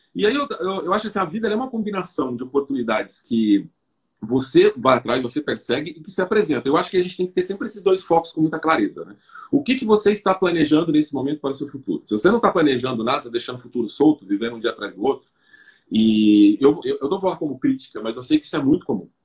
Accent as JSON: {"language": "Portuguese", "region": "São Paulo", "country": "Brazil", "tie": "born or raised there", "said": "eu nasci na periferia de São Paulo"}